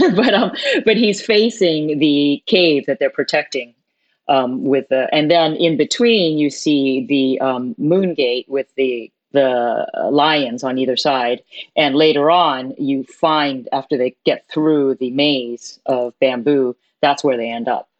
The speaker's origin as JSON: {"language": "English", "town": "New York City", "region": "New York", "country": "United States", "tie": "born or raised there", "said": "I was born in New York City, but my parents are from Hong Kong"}